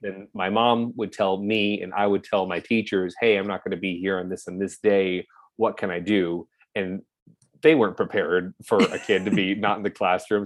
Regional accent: Orange County, California, United States; moved away as an adult; now in Los Angeles, United States; born and raised in Orange County.

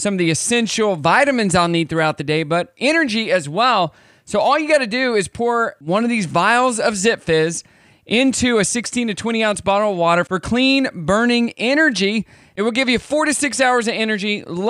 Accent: Kansas, United States; I am from Kansas.

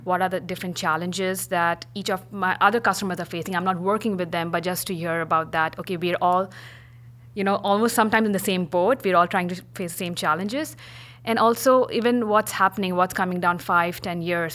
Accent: India; moved away as an adult; also born or lived in Pittsburgh / New York; now in San Francisco, United States; originally from India. I moved to the States um, almost 11 years coming up.

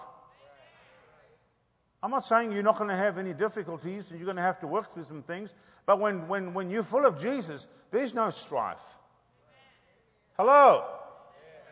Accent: South Africa; moved away; I'm from Africa. I grew up in apartheid

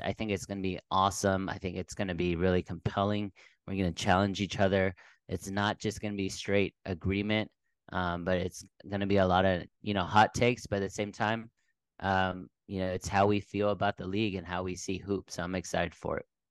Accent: Dallas, Texas, United States; moved away as an adult; also born or lived in Bay Area, California / Southern California; born and raised in Texas, uh, Dallas, sp-, specifically

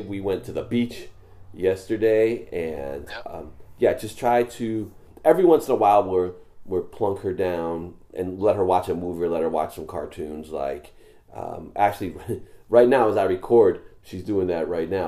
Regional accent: New York, United States; now in Los Angeles, United States; when I was growing up in New York

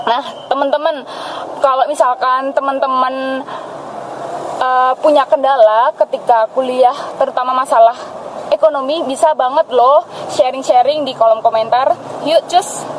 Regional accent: Klaten, Central Java, Indonesia; prodinya pendidikan bahasa Indonesia dan aku berasal dari Klaten

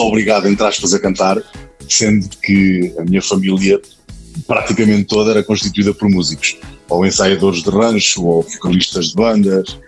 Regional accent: Praia da Vieira, Leiria District, Portugal; now in Leiria, Portugal; Praia da Vieira, que é, que é onde, eu, onde eu vivo, uh, ou seja, de onde eu sou natural, neste momento vivo em Leiria

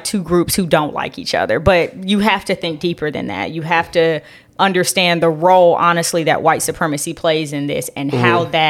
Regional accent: Los Angeles, California, United States; And I grew up in Los Angeles.

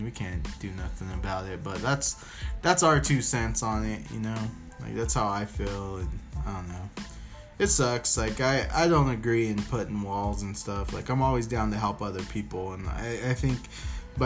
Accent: United States; as an American

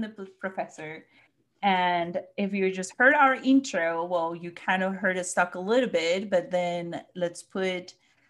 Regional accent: Colombia; now in Missouri, United States; I live in Missouri, but I'm originally from Colombia.

